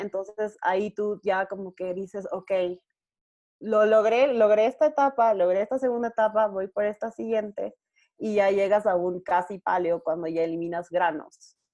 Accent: Ecuador; en mi país, eh, yo vivo en Ecuador

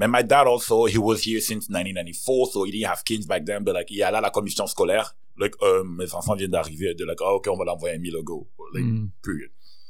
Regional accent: Cameroon; now in Montreal, Canada; I'm from Cameroon.

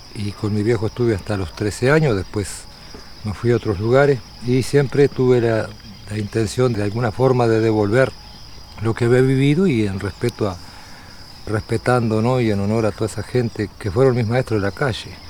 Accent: Tacuarembó, Uruguay; Nací en el Hospital Regional de Tacuarembó

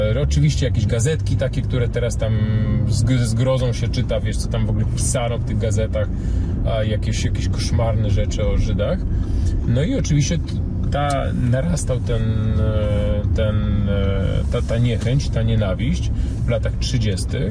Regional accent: Poland; 43 lata żyję w Polsce

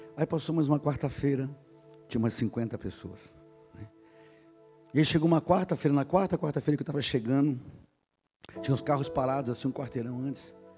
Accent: São Paulo, Brazil; Era músico da, em São Paulo, eu sou paulistano, da noite paulista

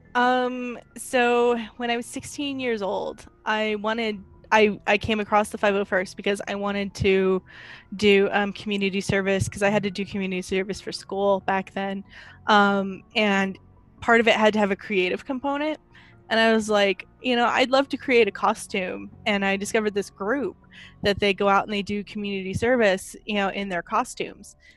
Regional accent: United States; I am an American woman.

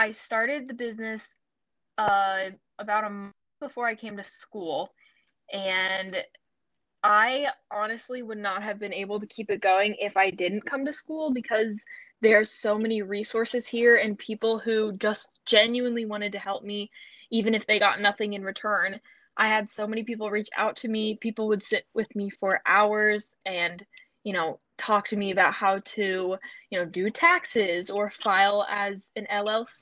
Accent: North Carolina, United States; I'm from North Carolina

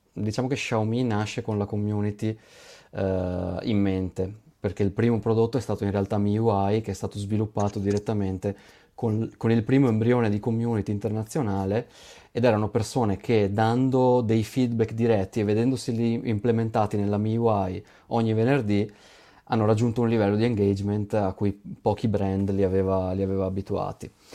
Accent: Veneto, Italy; io sono veneto

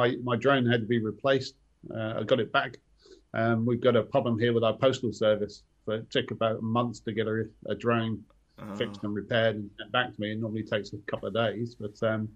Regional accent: England, United Kingdom; moved away as an adult; also born or lived in Moscow; now in Victoria, Australia; I grew up in England

